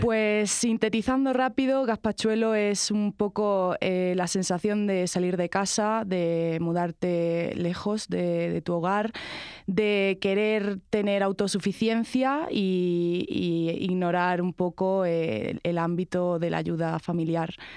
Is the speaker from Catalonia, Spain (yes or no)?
no; Torre del Mar, Andalusia, Spain; estando en mi casa en Málaga, bueno, concretamente en Torre del Mar, que es mi pueblo